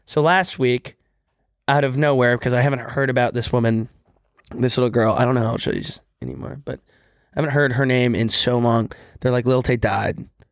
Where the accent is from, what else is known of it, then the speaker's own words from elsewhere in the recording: Texas, United States; moved away; when I was younger from Texas